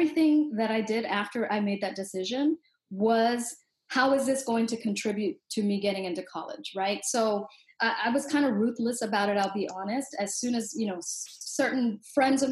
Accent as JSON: {"language": "English", "town": "Los Angeles", "region": "California", "country": "United States", "tie": "born or raised there", "said": "I grew up in Southeast Los Angeles, and we were poor, and it was a rough neighborhood"}